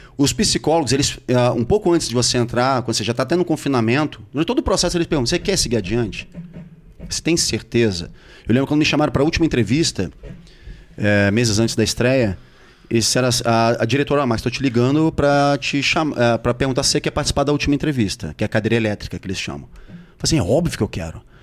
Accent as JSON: {"language": "Portuguese", "region": "Rio de Janeiro", "country": "Brazil", "said": "eu sou carioca, conheço muito bem toda aquela região ali do Projac"}